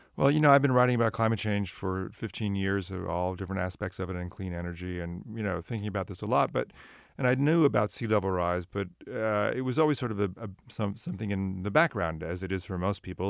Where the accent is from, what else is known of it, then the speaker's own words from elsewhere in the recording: Sunnyvale, California, United States; I grew up in Sunnyvale and was in Santa Cruz all the time.